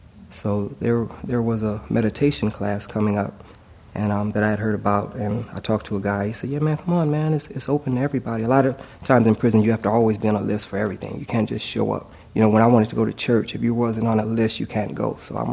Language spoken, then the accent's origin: English; Los Angeles, California, United States; When I turned into a teenager, I'm from Los Angeles, I started getting jumped by gangs, Crips and Bloods.